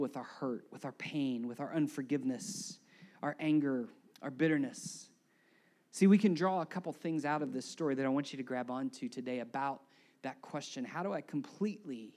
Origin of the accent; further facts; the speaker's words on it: United States; as Americans